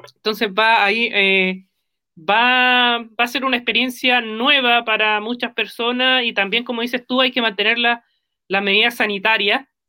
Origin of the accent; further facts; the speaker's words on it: Concepción, Biobío, Chile; somos penquistas